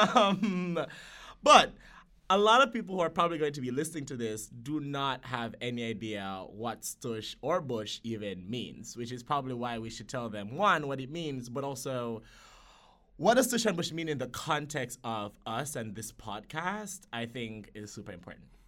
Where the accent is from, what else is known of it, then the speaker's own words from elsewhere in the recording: Jamaica; moved away; as somebody who grew up, one, in Jamaica